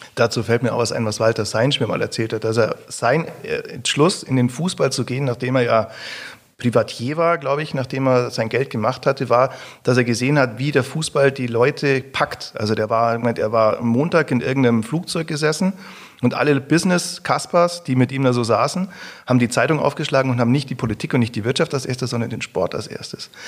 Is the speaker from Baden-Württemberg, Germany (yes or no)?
no; Augsburg, Bavaria, Germany; Aus also Augsburg, dann musst du sagen, ja, ist bei München